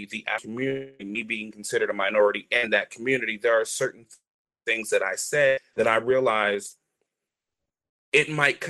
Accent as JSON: {"language": "English", "region": "North Carolina", "country": "United States", "tie": "born or raised there", "accent": "Southern", "moved": "yes", "lives_now": "New Jersey, United States", "said": "For me, growing up in North Carolina with a very thick Southern accent, and then coming to Jersey and having to lose that accent very quickly, I've always learned to code switch."}